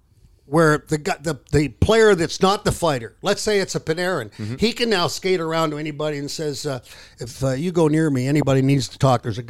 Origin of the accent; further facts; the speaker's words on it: Toronto, Ontario, Canada; I grew up in Toronto.